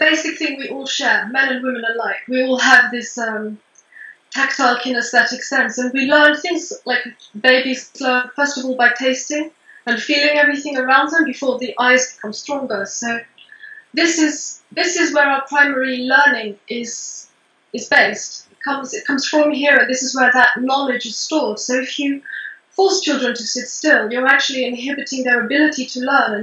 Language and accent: English; Portugal; moved away; also born or lived in England; I was born in England, but I was raised in Portugal